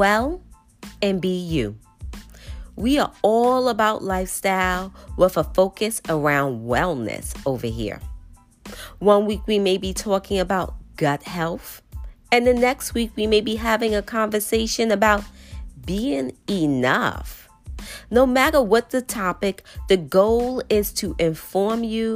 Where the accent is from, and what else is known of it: New York, United States